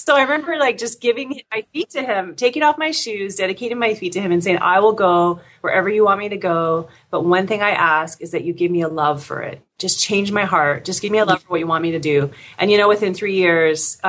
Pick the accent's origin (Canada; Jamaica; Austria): Canada; Windsor, Ontario; also born or lived in Oklahoma, United States; I grew up in Windsor, which is a border town right across from Detroit, Michigan